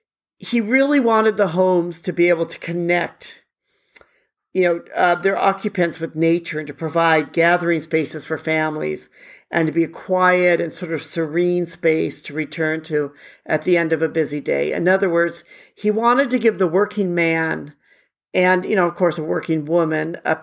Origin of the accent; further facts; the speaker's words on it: Milwaukee, Wisconsin, United States; now in Hanoi, Vietnam; Milwaukee, which happens to be my hometown.